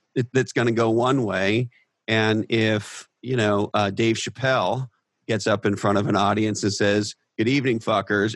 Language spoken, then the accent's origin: English; Canada; moved away; also born or lived in United States; I was born in Canada, lived in, in the United States of America for uh, in excess of twenty years, but I'm of Scottish descent